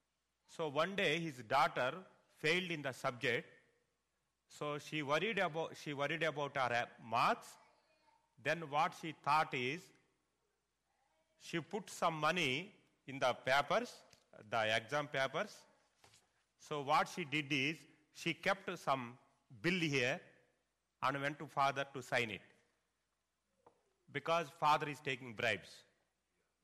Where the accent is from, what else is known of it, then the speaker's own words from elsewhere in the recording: India; first language Telugu; English is a second language; my mother tongue Bible, Telugu